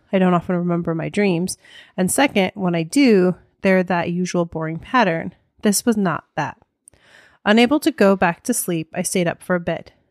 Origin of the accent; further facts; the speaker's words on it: United States; accent: American; my American accent